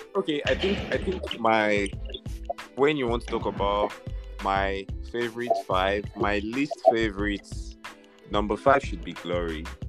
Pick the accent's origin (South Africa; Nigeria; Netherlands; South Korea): Nigeria; I am from Nigeria